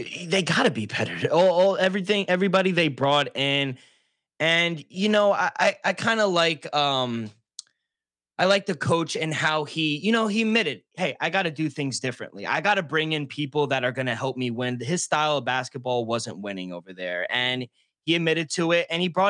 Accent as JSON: {"language": "English", "region": "New York", "country": "United States", "said": "As a New Yorker, and you know, it's the we hate Philly fans."}